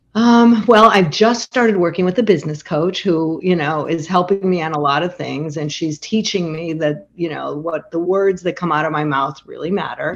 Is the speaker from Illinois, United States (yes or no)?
yes; Chicago, Illinois, United States; moved away as an adult; now in Montclair, United States; it's where I raised my family. I'm from Chicago